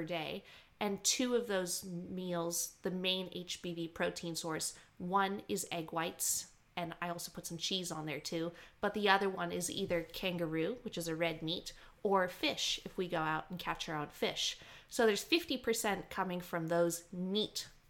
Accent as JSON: {"language": "English", "country": "Canada", "tie": "born or raised there", "moved": "yes", "lives_now": "Australia", "said": "I grew up in Canada doing a lot of hunting"}